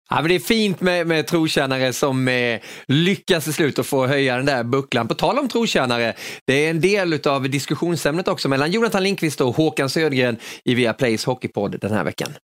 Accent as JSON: {"language": "Swedish", "region": "Kronoberg County", "country": "Sweden", "tie": "born or raised there", "said": "jag växte upp där i Kronoberg"}